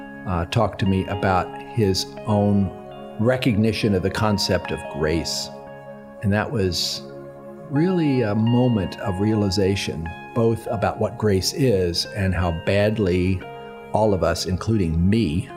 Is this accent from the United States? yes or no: yes; United States; somebody who's growing up in the United States of America.